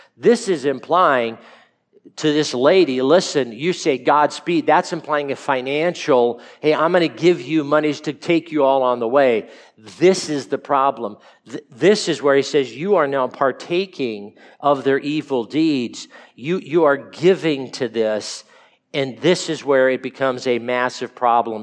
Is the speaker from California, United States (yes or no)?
yes; California, United States; I'm from California and, and grew up